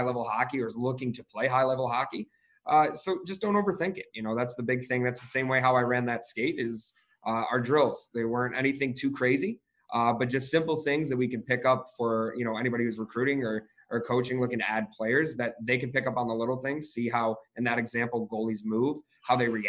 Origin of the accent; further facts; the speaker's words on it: Detroit, Michigan, United States; I'm originally from Metro Detroit, outside of the city